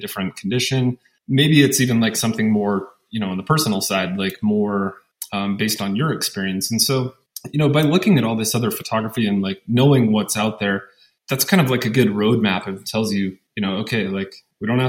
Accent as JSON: {"language": "English", "region": "Western Montana", "country": "United States", "tie": "born or raised there", "also_born_or_lived": "Seattle, Washington / Utah", "moved": "yes", "lives_now": "La Verkin, Utah, United States", "said": "was born and raised in Montana, in Western Montana"}